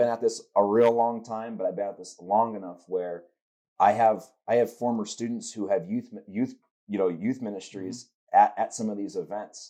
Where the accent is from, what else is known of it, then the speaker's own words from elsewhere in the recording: United States; growing up in Pendel, my father was a youth pastor